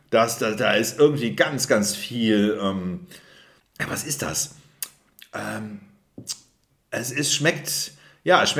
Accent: Rhineland, Germany; aber es fehlt das Süßliche, das, was ich als Rheinländer brauche.

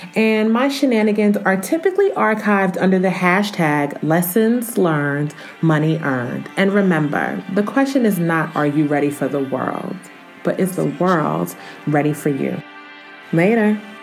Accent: Newark, New Jersey, United States; moved away as an adult; also born or lived in Romania; now in Atlanta, United States; I'm originally from Newark, New Jersey

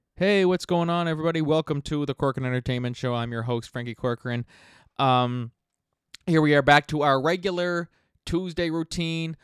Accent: Miramichi, New Brunswick, Canada; my hometown here in Miramichi

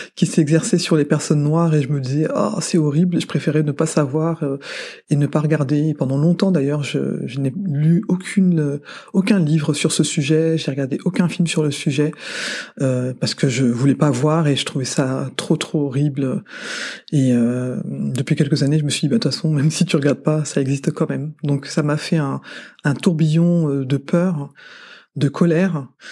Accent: France; je suis née en France, de parents, certes, effectivement d'origine malienne, mais je suis française.

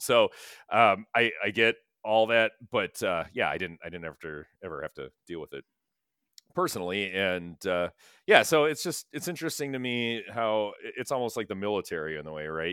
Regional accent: Sherwood, Wisconsin, United States; Sherwood, we grew up in Sherwood. Sherwood, Wisconsin

